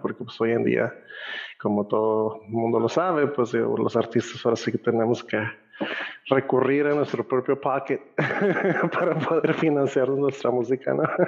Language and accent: Spanish; Tijuana, Baja California, Mexico; also born or lived in Costa Rica; nací en Costa Rica de padres nicaragüenses pero pues a muy temprana edad nos venimos a Tijuana a vivir